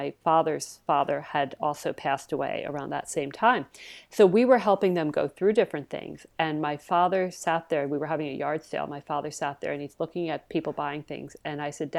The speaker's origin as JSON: {"language": "English", "region": "New Jersey", "country": "United States", "moved": "yes", "said": "I was from South Jersey"}